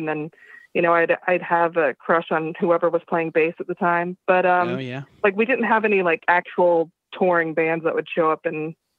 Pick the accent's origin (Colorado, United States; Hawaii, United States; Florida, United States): Florida, United States; West Palm Beach; Oh, West Palm.